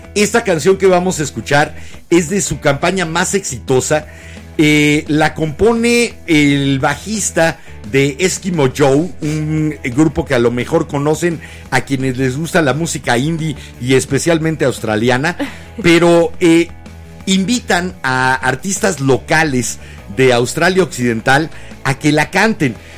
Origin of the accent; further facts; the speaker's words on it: Mexico City, Mexico; De la H Ciudad de México.